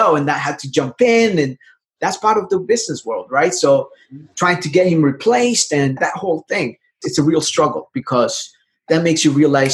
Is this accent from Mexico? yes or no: no; El Salvador; now in United States; I'm from El Salvador. I came to the United States back in 98. I am an immigrant.